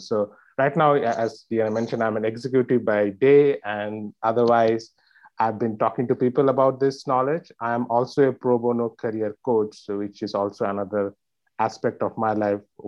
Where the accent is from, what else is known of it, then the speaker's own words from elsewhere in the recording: India; moved away as an adult; now in New York, United States; I've been born and raised in India and spent most of my life there. And then I moved to New York 7 years back.